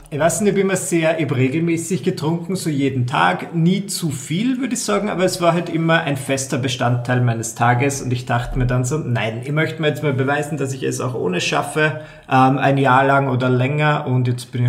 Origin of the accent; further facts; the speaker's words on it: Burgenland, Austria; also ich bin Burgenländer und ich komme so aus einer Gegend, da ist Alkohol trinken einfach so wie, keine Ahnung, wie Salz beim Essen.